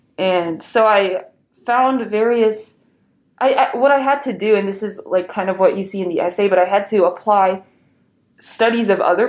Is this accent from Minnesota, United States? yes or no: no; Waco, Texas, United States; born or raised there; moved away as an adult; also born or lived in Wheaton